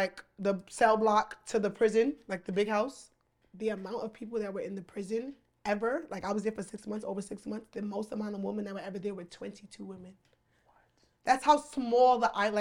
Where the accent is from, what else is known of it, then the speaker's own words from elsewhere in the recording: United States; we're from America